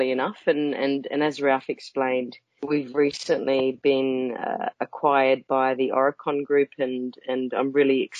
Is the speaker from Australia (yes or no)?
yes; Australia; moved away as an adult; also born or lived in United Kingdom; I'm an Australian. I worked in Australia, I guess, the first part of my career, and I moved over to the UK in 2006